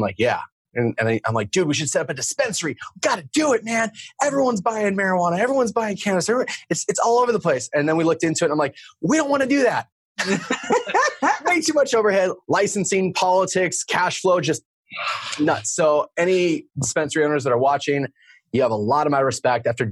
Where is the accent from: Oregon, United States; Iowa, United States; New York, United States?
Oregon, United States; moved away as an adult; also born or lived in Arizona / San Diego; I live here in Oregon. I grew up in Oregon